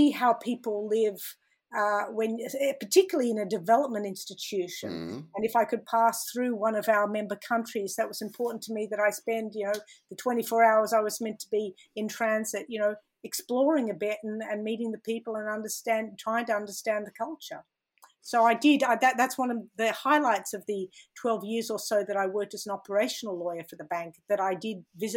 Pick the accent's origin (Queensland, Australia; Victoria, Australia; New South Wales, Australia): New South Wales, Australia; Sydney; moved away as an adult; I did grow up here in Sydney, and yes, I went to school in Edgecliffe. So, I'm a local Sydney